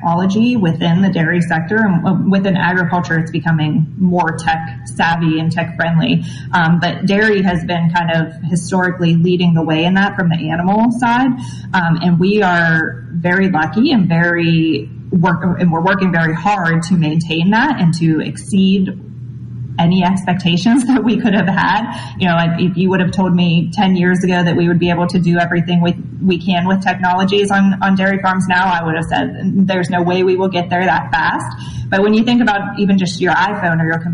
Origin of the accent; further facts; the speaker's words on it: Pittsburgh, Pennsylvania, United States; moved away as an adult; also born or lived in Kentucky; When I grew up in Pittsburgh, Pennsylvania, and when I was growing up, I grew up with horses